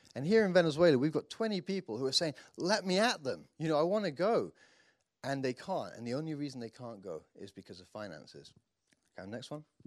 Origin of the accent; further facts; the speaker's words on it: United Kingdom; me being the Brit